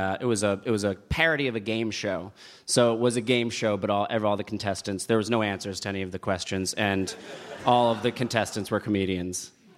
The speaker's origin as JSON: {"language": "English", "region": "New Jersey", "country": "United States"}